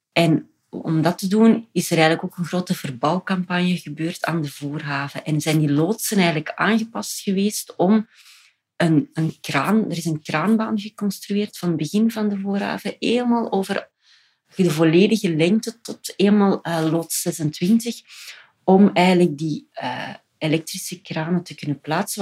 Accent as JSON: {"language": "Dutch", "town": "Ghent", "region": "Flanders", "country": "Belgium", "said": "wij als Gentenaar"}